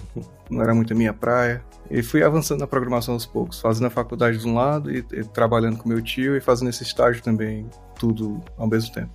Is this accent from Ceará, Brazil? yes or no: yes; Fortaleza, Ceará, Brazil; moved away as an adult; also born or lived in Mossoró, Rio Grande do Norte / Ireland; now in Helsinki, Finland; eu sou de Fortaleza, do Ceará. Na verdade, eu nasci em Mossoró, no Rio Grande do Norte, e enquanto eu era criança eu me mudei para Fortaleza.